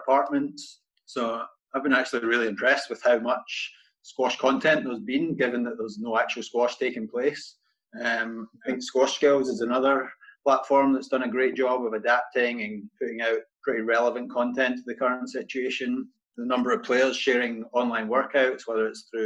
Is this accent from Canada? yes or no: no; Scotland, United Kingdom; moved away as an adult; now in United States; originally from Scotland, grew up playing junior squash there